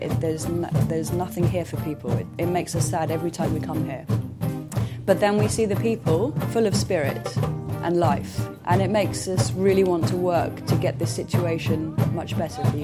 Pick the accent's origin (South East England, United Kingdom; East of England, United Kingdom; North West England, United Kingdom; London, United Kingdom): London, United Kingdom; I'm from London, and I'm a musician